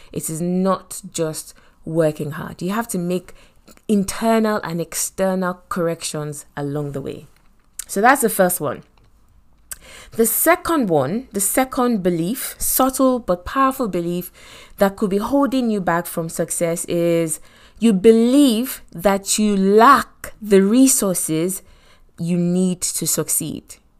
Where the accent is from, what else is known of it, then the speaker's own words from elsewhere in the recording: Lagos, Nigeria; accent: Nigerian; moved away as an adult; I come from Nigeria and I grew up in Lagos